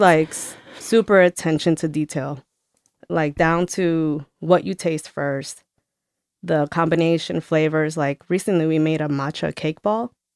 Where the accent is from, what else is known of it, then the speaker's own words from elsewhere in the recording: New Jersey, United States; moved away; I grew up in New Jersey